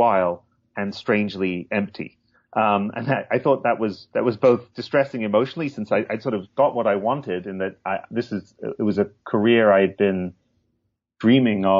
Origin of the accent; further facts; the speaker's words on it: Hull, Yorkshire and the Humber, United Kingdom; I grew up in England, in the northeast, in Yorkshire, but not in the picturesque part of Yorkshire, in Hull